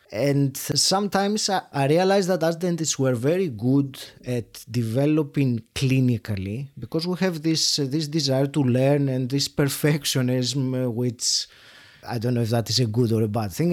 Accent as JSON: {"language": "English", "country": "Greece", "moved": "as an adult", "lives_now": "United Kingdom", "said": "Then I worked in Greece, which is my home country, for about ten years"}